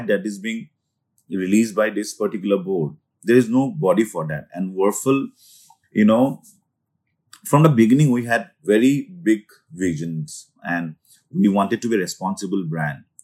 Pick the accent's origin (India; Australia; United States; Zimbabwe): India